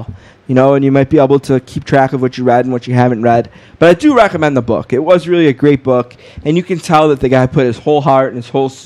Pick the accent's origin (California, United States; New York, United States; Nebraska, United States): New York, United States; Buffalo; I grew up reading you in the Buffalo News